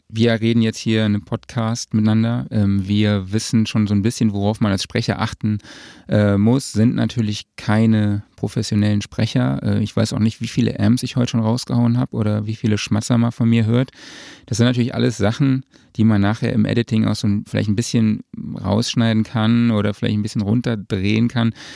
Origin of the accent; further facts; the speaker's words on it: Saarland, Germany; vor allem als Saarländer